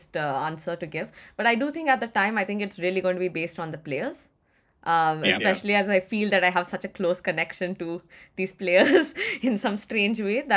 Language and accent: English; Chennai, Tamil Nadu, India; I mean, I am from Chennai.